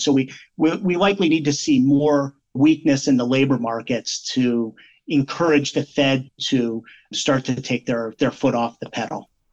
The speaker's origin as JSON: {"language": "English", "region": "Pennsylvania", "country": "United States", "tie": "born or raised there", "also_born_or_lived": "New England", "moved": "as an adult", "lives_now": "Central Connecticut, United States", "said": "where I was raised in Pennsylvania"}